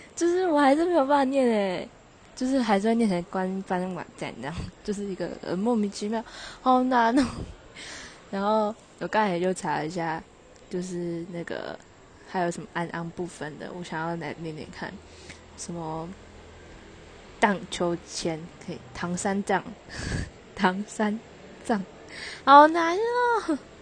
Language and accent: Chinese; Taichung, Taiwan; accent: Taichung accent; 我同台北的同学们都觉得我太钟强